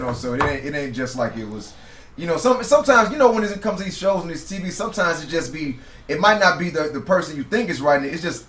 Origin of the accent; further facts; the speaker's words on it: St. Louis, Missouri, United States; moved away; I'm from St. Louis, man.